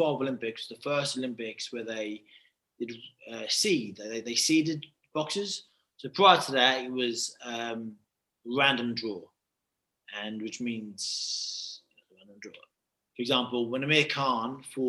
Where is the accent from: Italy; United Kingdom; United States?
United Kingdom; I'm not Nigerian. I'm 100% British